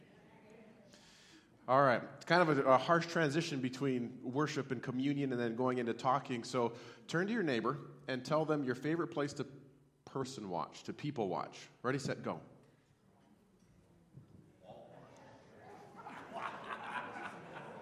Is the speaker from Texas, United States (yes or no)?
no; Montana, United States; now in Cheney, United States; I grew up in Montana. I live 30 minutes from Cheney.